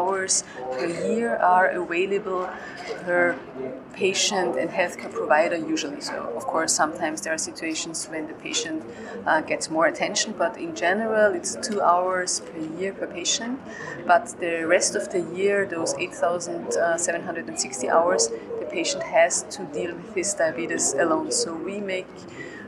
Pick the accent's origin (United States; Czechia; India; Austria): Austria; Graz, Styria; I'm from Graz in Austria